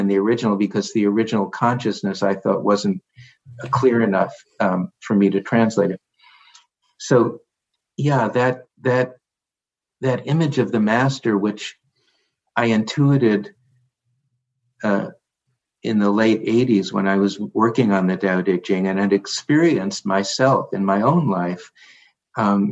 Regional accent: New York, United States; being a New Yorker

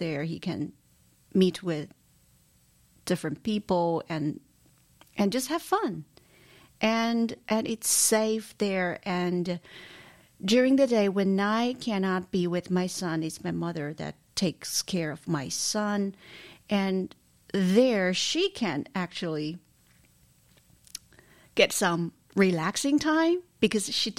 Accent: China; moved away as an adult; now in New York City, United States; I'm from China. I came to New York in 2018

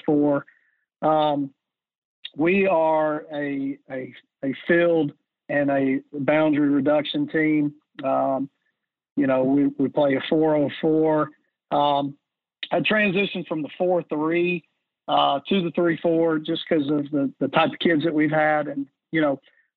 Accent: Alabama, United States; also born or lived in Metro Atlanta, Georgia; I'm originally from Alabama and grew up about an hour north of Hoover

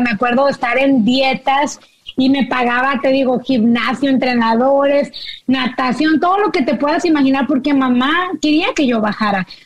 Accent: Monterrey, Nuevo León, Mexico; now in United States; yo crecí en Monterrey

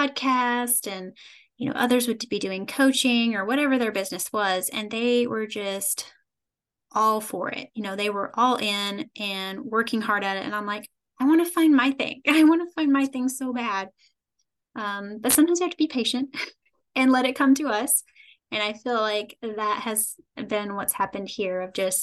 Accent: Kentucky, United States; I am from a small town in Kentucky, born and raised in Kentucky.

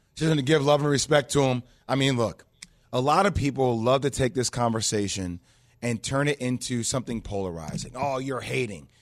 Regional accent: New Jersey, United States; being born and raised in Jersey

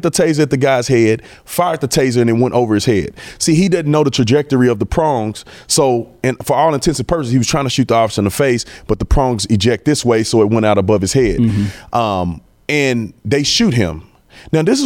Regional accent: Fort Worth, Texas, United States; I grew up right here in Fort Worth in Stop Six

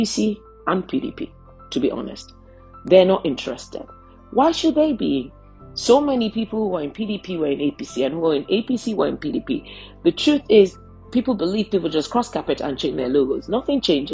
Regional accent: Nigeria; I'm a Nigerian.

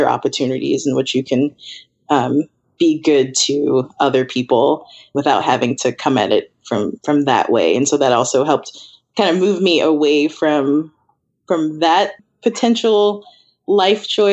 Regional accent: Chicago, Illinois, United States; moved away as an adult; also born or lived in Iowa / China; now in Seattle, United States; I grew up in Chicago where we had the lake, and now I'm here in Seattle

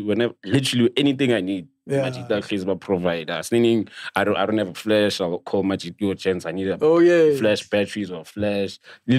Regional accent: Limpopo, South Africa; now in Pretoria, South Africa; I'm from Limpopo, Ramasheshani, Ramatlala.

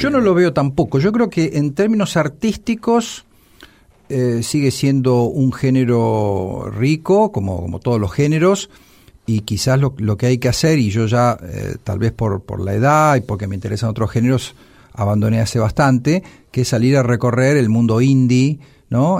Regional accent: La Plata, Buenos Aires Province, Argentina; la Ciudad de La Plata, de donde soy oriundo, de donde vivo

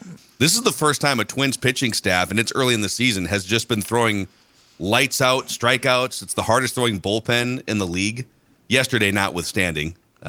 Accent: Buffalo, Minnesota, United States; I went to high school in Buffalo, Minnesota.

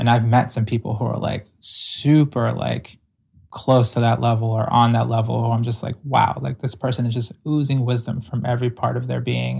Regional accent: Ecuador; moved away; I'm primarily indigenous from South America, like, I was born in Ecuador

